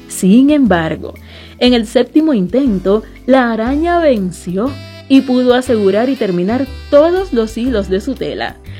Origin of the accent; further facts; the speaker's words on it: Cuba; Somos gente de Cuba